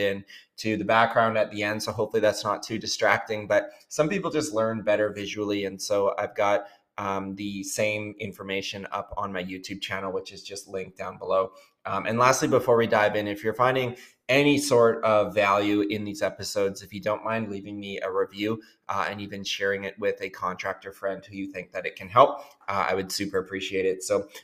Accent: Southern Ontario, Canada; I was raised in Southern Ontario from the ages of 6 years old to 12 years old.

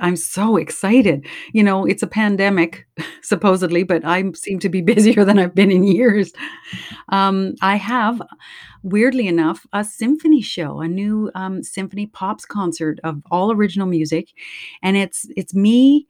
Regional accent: Prairie Provinces, Canada; And so I grew up in Cree territories my entire life. I moved all over the Prairie Provinces, and I was always in Cree territory.

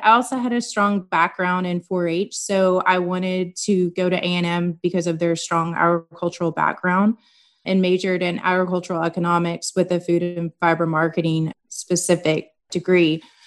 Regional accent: Corpus Christi, Texas, United States; also born or lived in Kingsville, Texas / College Station, Texas; I am from Corpus Christi, or that is where I grew up. I was born in Kingsville, Texas, and then we moved for me to start school

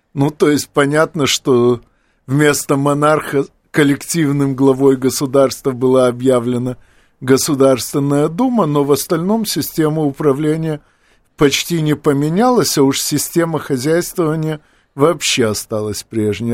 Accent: Odesa, Odesa Oblast, Ukraine; Оба, как и я, из Одессы

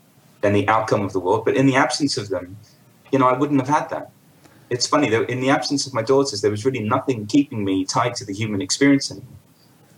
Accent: London, United Kingdom; I was born into an Indian family in London in 1978

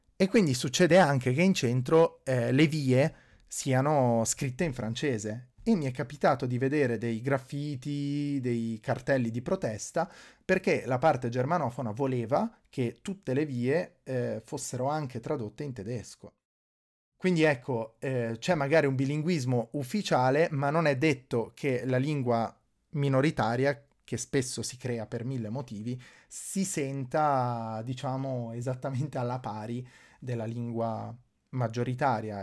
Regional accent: Ticino, Switzerland; io sono cresciuto in Ticino

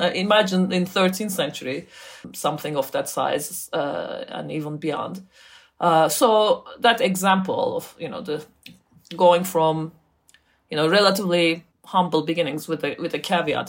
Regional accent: Turkey; I grew up in Turkey

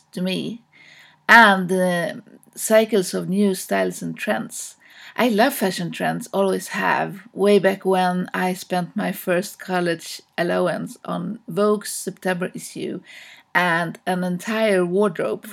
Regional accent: Stockholm, Stockholm County, Sweden; from Stockholm, Sweden

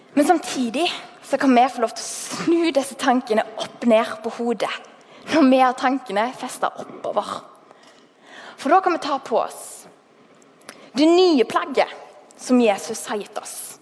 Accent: Haugesund, Rogaland, Norway; accent: Haugesund dialect; jeg er fra Haugesund. Um, har holdt på dialekten som bare det

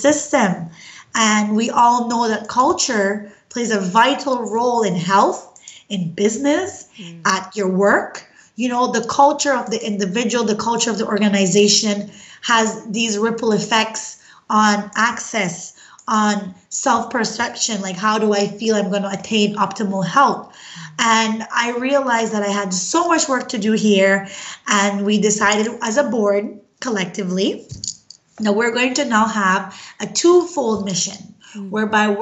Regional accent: Belize; moved away as an adult; now in Canada; I'm originally from Belize. I migrated to Canada over 10 years ago.

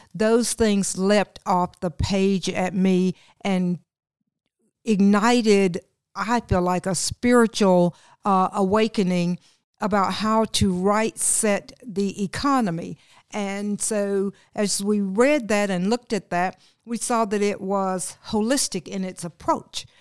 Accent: Old Fort, North Carolina, United States; I'm a native of Old Fort, North Carolina, McDowell County. I was born and nurtured in McDowell County

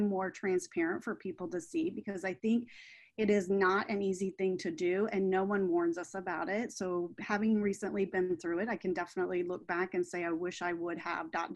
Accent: Midwest, United States; now in Florida, United States; I was raised in the Midwest

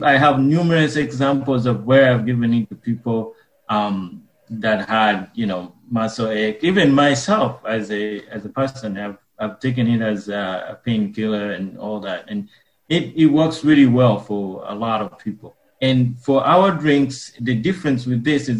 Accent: Uganda; moved away; I was born and raised in Uganda

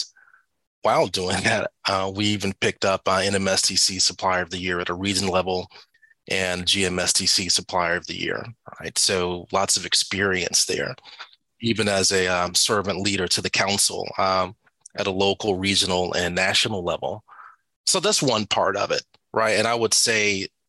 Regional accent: Atlanta, Georgia, United States; I'm from Atlanta, born and raised, moved away, came back

